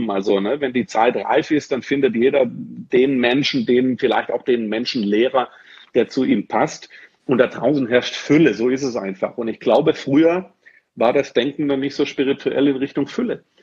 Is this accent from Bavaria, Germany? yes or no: no; Dortmund, North Rhine-Westphalia, Germany; direkt Anfang Oktober in Dortmund, hier bei mir in meiner Heimatstadt Dortmund.